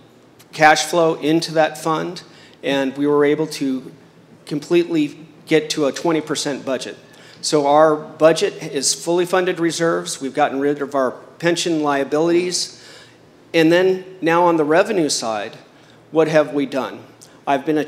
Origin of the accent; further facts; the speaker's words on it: Chula Vista, California, United States; I grew up in Chula Vista playing soccer